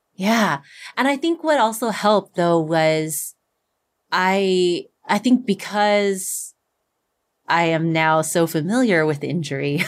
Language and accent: English; Texas, United States; moved away; in my hometown, like, community, um, back in Texas